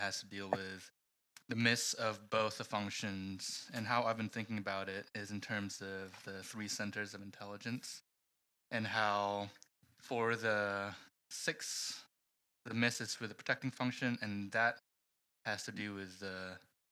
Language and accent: English; Singapore; also born or lived in Philippines; I was born in the Philippines, but I moved to Singapore at a very young age, and so my parents were also immigrants to Singapore